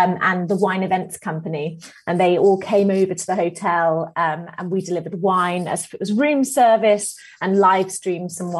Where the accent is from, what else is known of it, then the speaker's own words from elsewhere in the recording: Buckinghamshire, South East England, United Kingdom; now in Birmingham, United Kingdom; Down south. Yeah, Buckinghamshire. So not far from London, really.